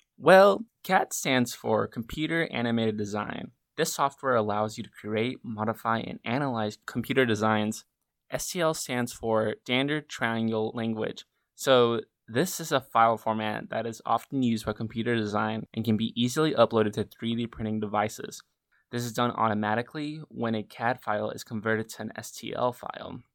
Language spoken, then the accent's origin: English; Black Mountain, North Carolina, United States; I'm from Black Mountain, North Carolina